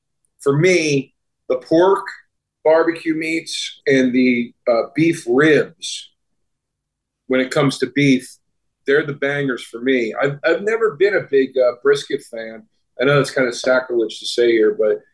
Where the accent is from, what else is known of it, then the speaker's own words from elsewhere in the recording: East Coast, United States; moved away as an adult; also born or lived in Austin, Texas; I was a kid from the East Coast who had never lived anywhere or really ever visited anywhere outside of the East Coast.